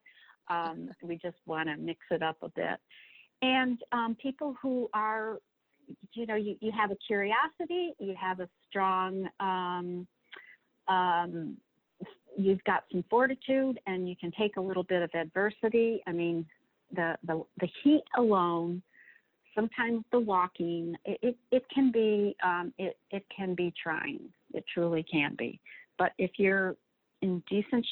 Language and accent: English; Warren, Michigan, United States; I grew up in Warren, Michigan, from a big Italian family, parents, no college.